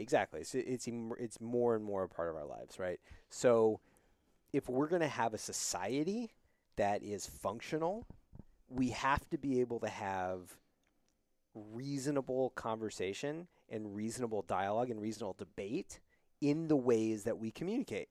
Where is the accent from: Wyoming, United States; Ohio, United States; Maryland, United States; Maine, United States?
Wyoming, United States; now in New York City, United States; I grew up in Wyoming